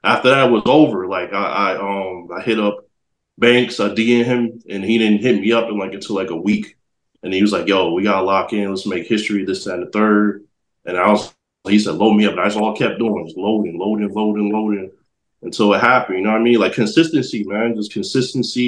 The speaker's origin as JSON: {"language": "English", "town": "New Haven", "region": "Connecticut", "country": "United States", "said": "I'm from Connecticut, so New Haven over there."}